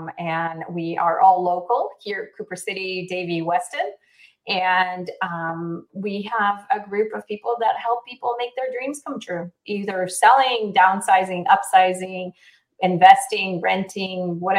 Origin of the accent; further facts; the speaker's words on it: Israel; also born or lived in South Africa / Argentina / United States; back in the day in 1978, I was born in Israel, raised somewhat in Israel, South Africa, Argentina, the U.S., moved back to Israel